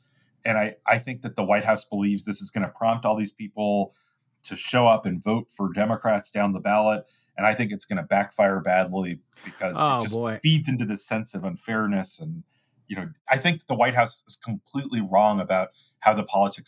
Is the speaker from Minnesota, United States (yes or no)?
yes; Apple Valley, Minnesota, United States; And I just think about the town I grew up in Minnesota, Apple Valley